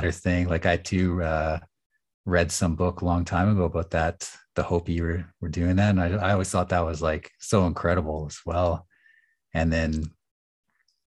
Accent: Nanaimo, British Columbia, Canada; also born or lived in Edmonton, Alberta; I was born in Edmonton, and I lived there for several years. So I was about 8, and then I moved to Nanaimo, and spent the winters in the school year rather in Nanaimo

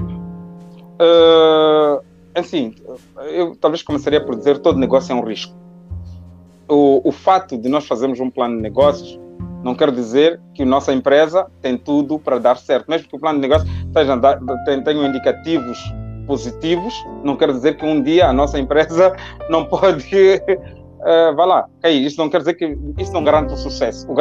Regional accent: Matola, Maputo, Mozambique; moved away as an adult; also born or lived in Lisbon; nasci na Matola e nasci e cresci na Matola.

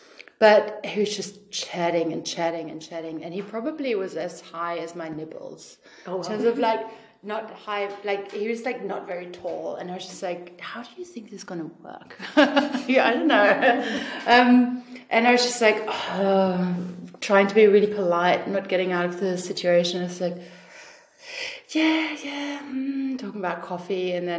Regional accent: Australia; Like I'm from Australia, she's from Germany.

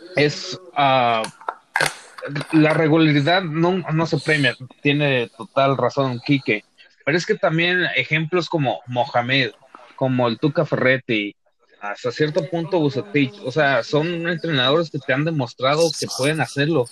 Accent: Mexico; como mexicanos, pues hay que disfrutar

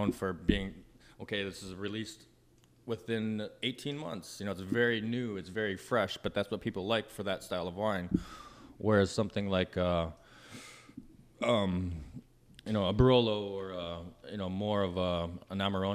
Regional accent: Minnesota, United States; now in Los Angeles, United States; I grew up in Minnesota and kind of rural country.

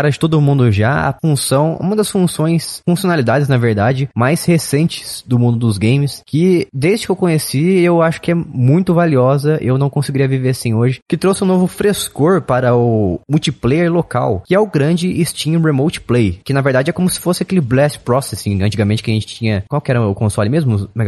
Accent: United Kingdom; Eu falo Rocket porque eu sou britânico.

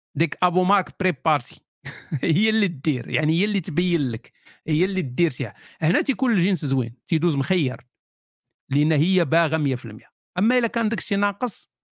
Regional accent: Morocco; وحنا مغاربه

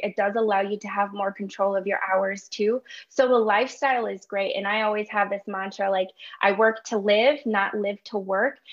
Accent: Chicago, Illinois, United States; moved away as an adult; also born or lived in Urbana-Champaign, Illinois / Wisconsin; I'm born and raised in Chicago, Illinois.

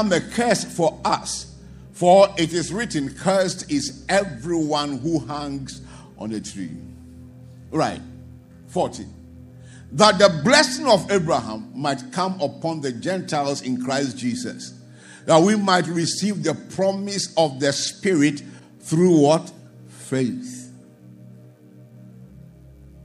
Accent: Ghana; as I was growing up, I would check the map of Ghana, my town would not be there.

